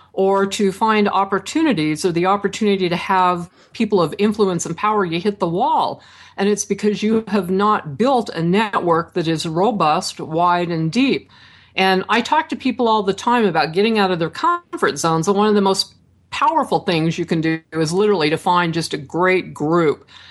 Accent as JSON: {"language": "English", "town": "Franklin", "region": "Idaho", "country": "United States", "tie": "born or raised there", "moved": "yes", "said": "I grew up in Franklin, Idaho"}